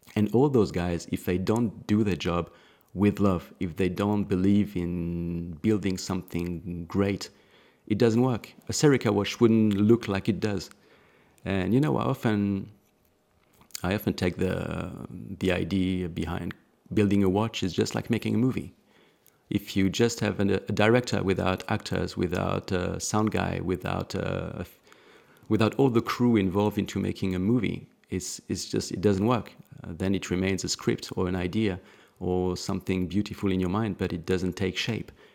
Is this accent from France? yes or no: yes; Alsace, Grand Est, France; I was born in Alsace